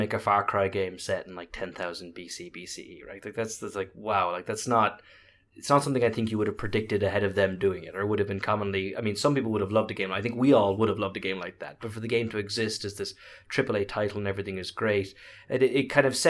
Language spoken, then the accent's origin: English; Ireland; now in United States; being Irish teaching in America